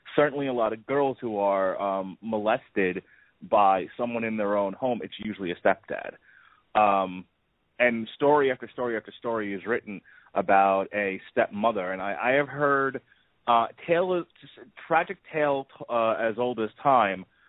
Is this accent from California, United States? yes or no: no; New York, United States; now in Tampa, United States; I grew up in New York